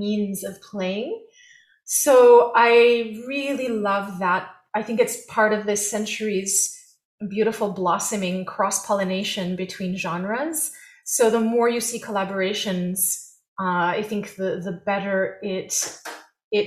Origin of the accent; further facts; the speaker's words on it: France; now in United States; I was born in France